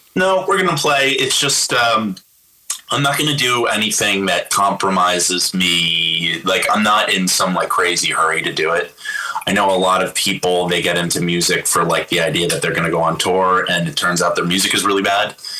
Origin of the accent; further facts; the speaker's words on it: Nyack, New York, United States; my hometown from my, the same place I grew up with in Nyack